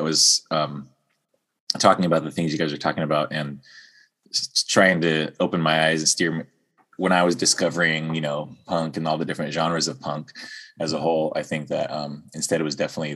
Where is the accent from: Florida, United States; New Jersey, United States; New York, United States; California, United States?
California, United States; San Diego; also born or lived in Missouri; San Diego, mostly San Diego.